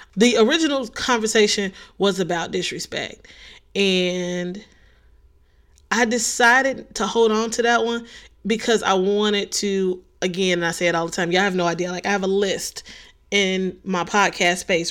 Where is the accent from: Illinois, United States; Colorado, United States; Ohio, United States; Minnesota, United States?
Illinois, United States; Chicago; I'm from the city of Chicago